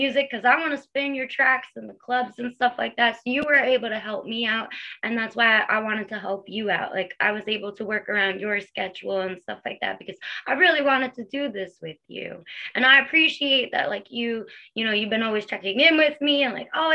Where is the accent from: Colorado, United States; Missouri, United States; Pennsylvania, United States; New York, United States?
New York, United States; Long Island; I'm from Long Island, New York